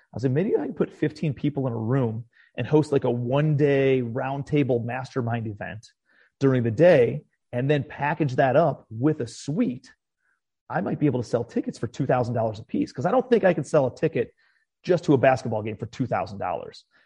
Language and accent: English; Cleveland, Ohio, United States; moved away as an adult; also born or lived in New York City; now in Charleston, United States; I'm a kid from Cleveland, Ohio originally